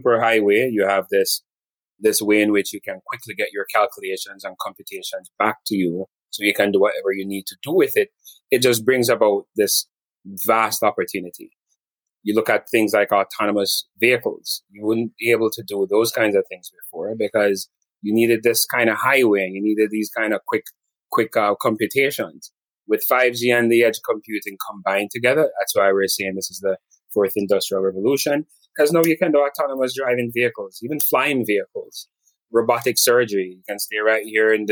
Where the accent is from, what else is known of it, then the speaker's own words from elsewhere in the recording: Montego Bay, Jamaica; moved away as an adult; now in United States; grew up in Jamaica, went to high school in Jamaica